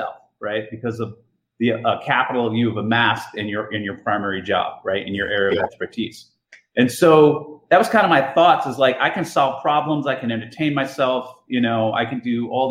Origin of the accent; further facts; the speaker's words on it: Jersey City, New Jersey, United States; moved away as an adult; also born or lived in Iowa; I was born and raised in Jersey City, went to school at University of Iowa